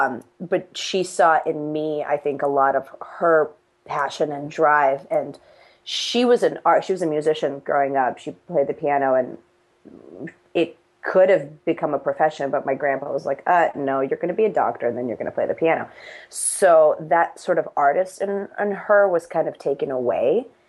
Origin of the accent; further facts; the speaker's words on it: United States; But when I'm in Russia, I'm not quite from Russia because I grew up in America.